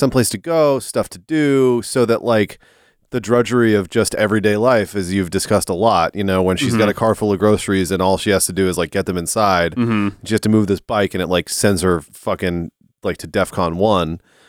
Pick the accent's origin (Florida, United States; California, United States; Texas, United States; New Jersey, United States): California, United States; I'm from California, so what do I know?